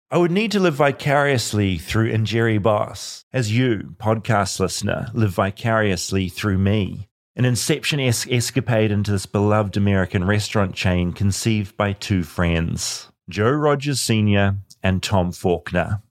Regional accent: New Zealand; I'm from New Zealand

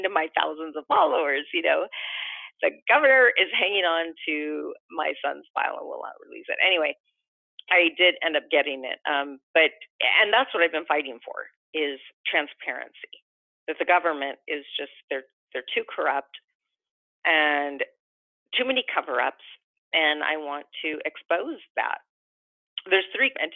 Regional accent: Los Angeles, California, United States; we're from Los Angeles

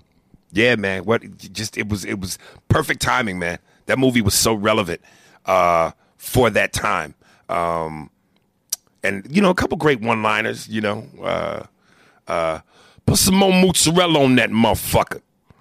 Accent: Brooklyn, New York, United States; born there; I was born in Brooklyn.

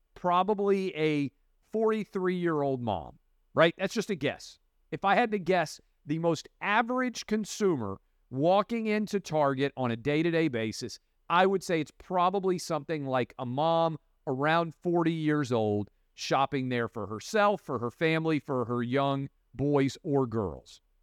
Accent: Tennessee, United States; I grew up in Tennessee and have been all over the South

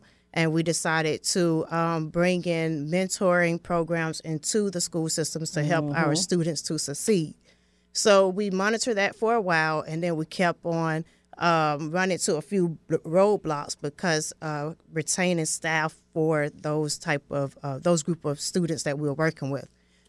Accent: Atlanta, Georgia, United States; moved away as an adult; also born or lived in Thailand; I'm originally from Atlanta, Georgia. I was teaching there for 8 years

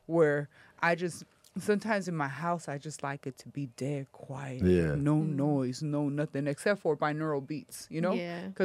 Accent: La Puente, California, United States; And then growing up in La Puente wasn't fun

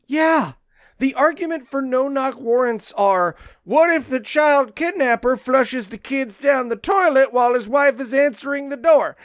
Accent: New Jersey, United States; my home state of New Jersey

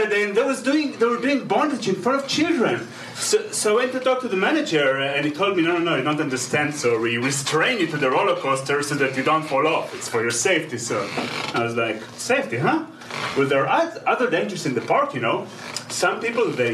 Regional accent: Israel; accent: Hebrew; English is a second language; also born or lived in Germany; now in California, United States

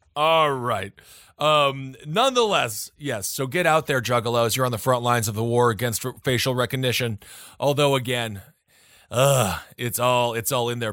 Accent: Wisconsin, United States; my home state of Wisconsin

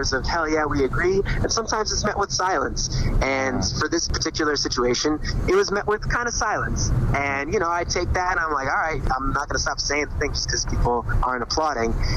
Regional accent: New York, United States; growing up in New York

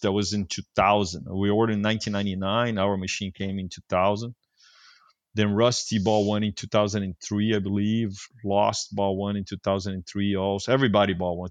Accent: Brazil; moved away as an adult; now in California, United States; I was from Brazil

